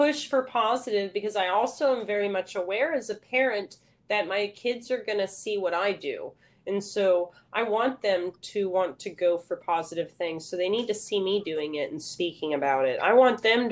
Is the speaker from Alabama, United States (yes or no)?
no; McKinney, Texas, United States; I'm originally from the Dallas area. I graduated in McKinney High School.